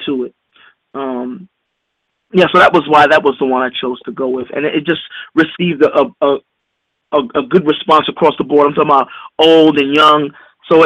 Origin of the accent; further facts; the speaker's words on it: New York, United States; I'm from New York